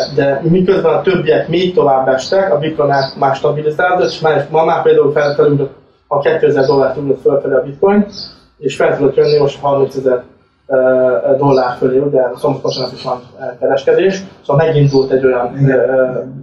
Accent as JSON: {"language": "Hungarian", "country": "Hungary", "moved": "yes", "lives_now": "Cyprus", "said": "mivel azért magyarok vagyunk"}